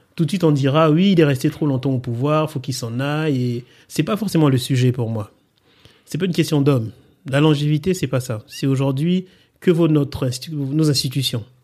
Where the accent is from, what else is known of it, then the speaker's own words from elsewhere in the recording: Republic of the Congo; moved away; je suis né donc euh, au Congo et euh, j'ai grandi dans ce pays-là